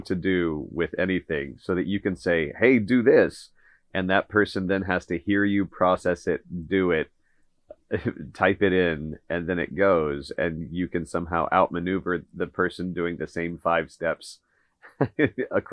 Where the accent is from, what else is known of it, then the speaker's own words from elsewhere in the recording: Kansas, United States; public school growing up in Kansas